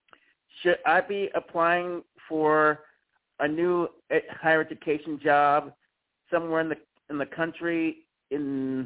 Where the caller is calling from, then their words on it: Mississippi, United States; from Mississippi.